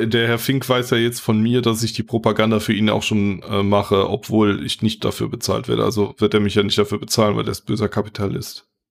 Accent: North Rhine-Westphalia, Germany; Ich bin ja aus NRW

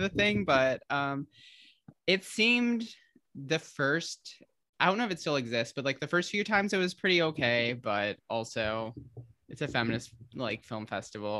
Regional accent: Holland and Grand Rapids, West Michigan, United States; moved away as an adult; I was born in Grand Rapids, but I grew up in Holland until I think I was in like second or third grade and lived between Holland and Grand Rapids for basically until I moved

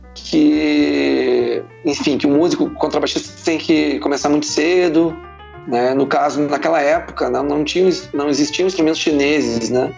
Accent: Porto Alegre, Rio Grande do Sul, Brazil; eu sou natural de Porto Alegre e de um bairro chamado Menino Deus

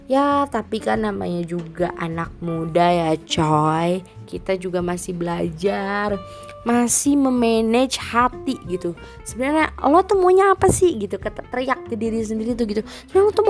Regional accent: Karawang, West Java, Indonesia; jadi tuh dua hari yang lalu gue habis ngadain event konser gitu kan di kota gue di Karawang

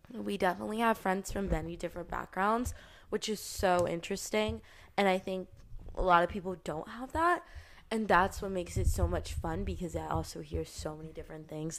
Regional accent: United States; I'm also, like, American

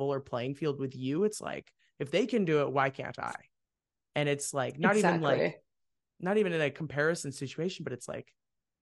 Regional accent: Wheaton, United States; now in Nashville, United States; I was living in the world of Wheaton

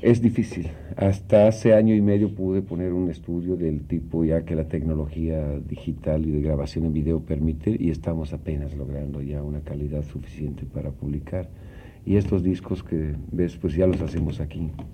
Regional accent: Yucatán, Mexico; moved away; also born or lived in Mexico City; Trece años viviendo aquí

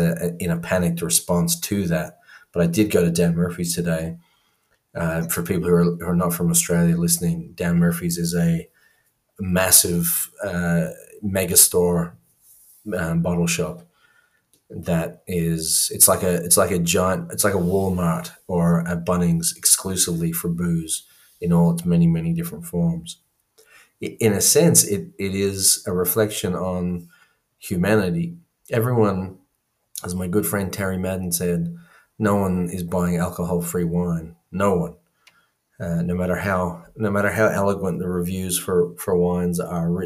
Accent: Ireland; I grew up in Ireland

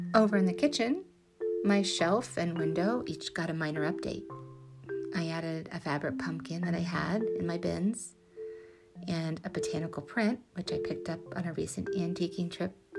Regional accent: Kentucky, United States; moved away; I am from Kentucky

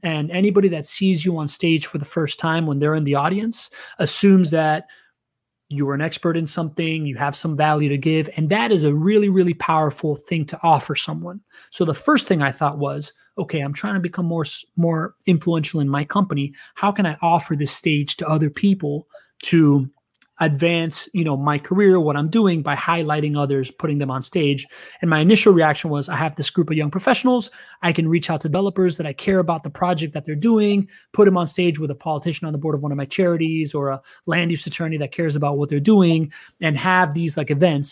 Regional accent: Miami, Florida, United States; first language Spanish; English is a second language; also born or lived in Venezuela; I grew up in, in Miami.

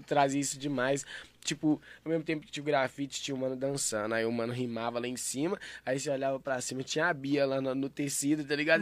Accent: Santa Luzia, Minas Gerais, Brazil; Eu não sou de Belo Horizonte, tá ligado? Eu sou de Santa Luzia

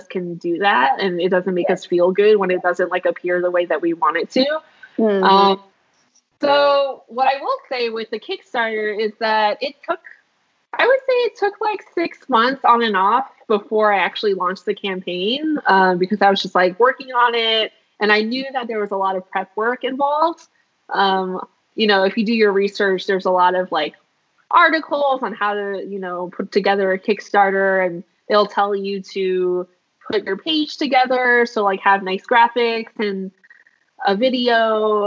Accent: Philadelphia, Pennsylvania, United States; growing up in Philadelphia

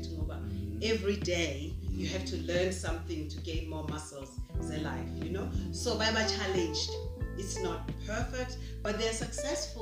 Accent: Durban, KwaZulu-Natal, South Africa; my parents' house, that where I was born, Kwa Mashu

